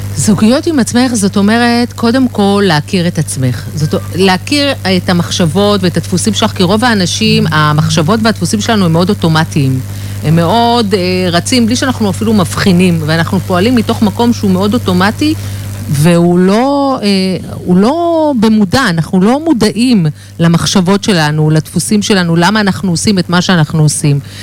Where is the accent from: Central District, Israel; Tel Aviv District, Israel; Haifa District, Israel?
Tel Aviv District, Israel; Herzliya; אני, אני מהרצליה